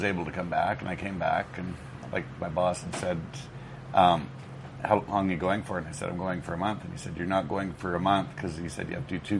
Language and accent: English; Canada; moved away as an adult; also born or lived in United States; now in Pattaya, Thailand; Originally from Canada. Like, I was actually born in the U.S., but I spent from age two up in Canada, and I have dual citizenship